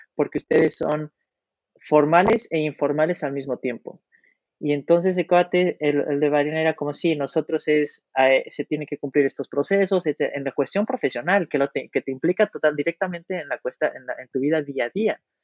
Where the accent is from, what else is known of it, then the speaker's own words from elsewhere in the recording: Mexico; moved away as an adult; now in Poland; nosotros como mexicanos lo llevamos en la sangre